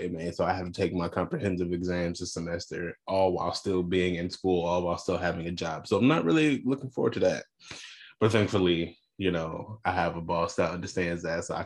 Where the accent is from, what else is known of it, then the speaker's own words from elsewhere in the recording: United States; being Black American